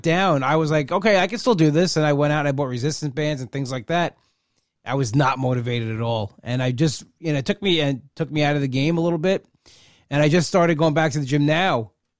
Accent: Long Island, New York, United States; I'm from Long Island.

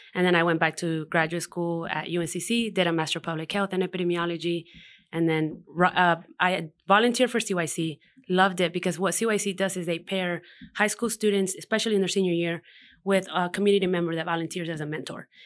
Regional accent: Hendersonville, North Carolina, United States; born or raised there; also born or lived in Mexico

